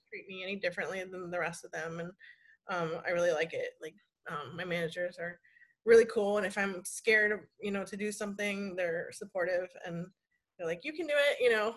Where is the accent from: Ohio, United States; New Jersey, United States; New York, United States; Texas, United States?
Ohio, United States; Columbus; moved away as an adult; also born or lived in Florida; I was born and raised in Columbus, Ohio